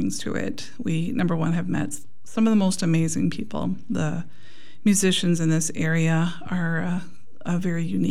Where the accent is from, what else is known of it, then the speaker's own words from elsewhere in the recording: Milton, Wisconsin, United States; moved away as an adult; also born or lived in Hillsboro, Wisconsin; now in Soldiers Grove, United States; I grew up in Milton and lived most of my adult life in Hillsborough